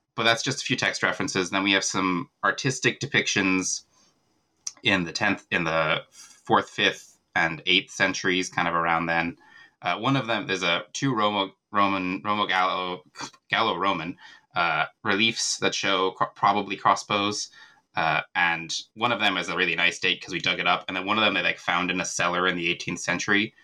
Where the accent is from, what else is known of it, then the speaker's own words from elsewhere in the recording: central Virginia, United States; moved away as an adult; also born or lived in Dublin, Ireland; now in Ireland; I'm originally from America. I grew up in central Virginia